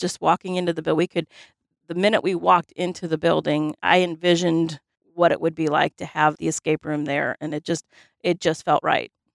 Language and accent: English; Highland, United States; growing up in Highland, um, you know, there was, we had a roller skating rink